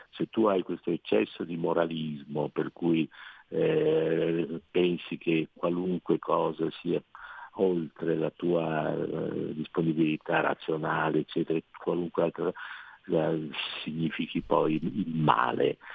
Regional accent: Venice, Veneto, Italy; io sono veneziano

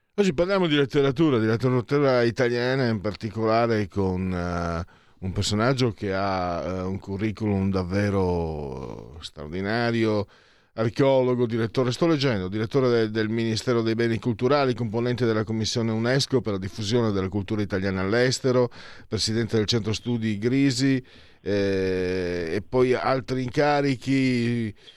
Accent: Friuli-Venezia Giulia, Italy; Vengo su dalle mie parti, sono di origine frulana

